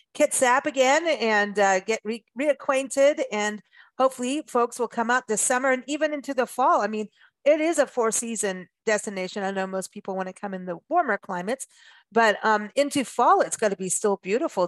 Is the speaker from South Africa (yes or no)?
yes; South Africa; moved away; also born or lived in Port Elizabeth; I grew up in South Africa and windsurfing was a big deal in Port Elizabeth, where I lived at one point